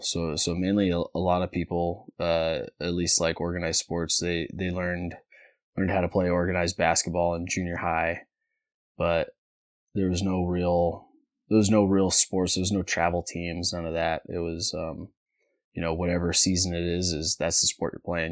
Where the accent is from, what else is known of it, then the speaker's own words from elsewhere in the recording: near the California border, United States; also born or lived in Sacramento, California; so I was born in Sacramento, California, and then, uh, when I was one year old, um, my folks, they didn't wanna raise their kids in the city, so we moved to a really small, small town, um, about, um, clo-, about an hour south of Ashland, so just right into the California border.